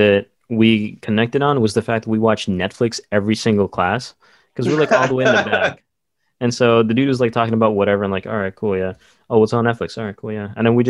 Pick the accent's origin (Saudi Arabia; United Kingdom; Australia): Saudi Arabia; Growing up in Saudi Arabia, we didn't get a lot of news.